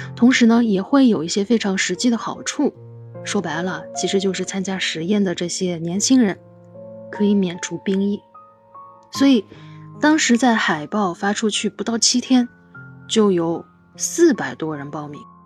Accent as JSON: {"language": "Chinese", "country": "China", "said": "我们中国人"}